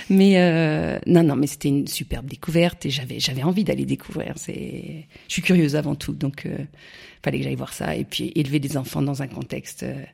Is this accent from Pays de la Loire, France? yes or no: no; Sens, Bourgogne-Franche-Comté, France; moved away as an adult; also born or lived in Champagne; moi je suis bourguignonne en fait, je suis née à Sens. Et toute ma famille vient de la Bourgogne, mais celle du nord, celle non pas des vignes, mais celle du, des forêts. C'est le Morvan.